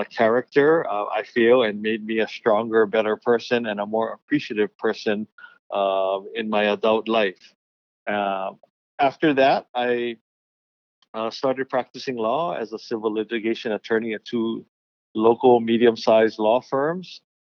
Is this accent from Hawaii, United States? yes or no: yes; Honolulu, Hawaii, United States; So I was born on Oahu, raised on Oahu, in the Hawaii Kai area